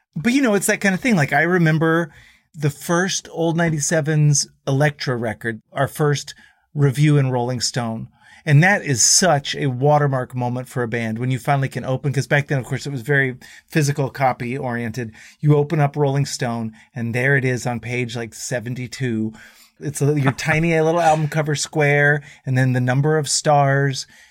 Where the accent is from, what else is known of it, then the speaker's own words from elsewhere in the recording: Dallas, Texas, United States; these Texan kids from the 90s